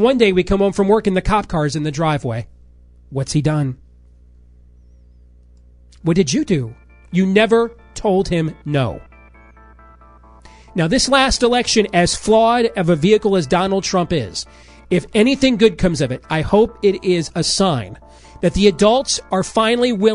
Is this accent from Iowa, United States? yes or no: yes; Iowa, United States; my home state